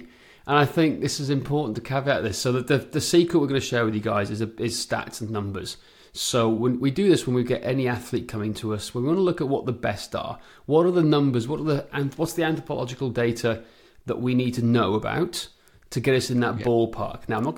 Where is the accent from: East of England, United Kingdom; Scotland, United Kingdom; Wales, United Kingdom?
Wales, United Kingdom; moved away; I grew up on great cycling roads back in mid-Wales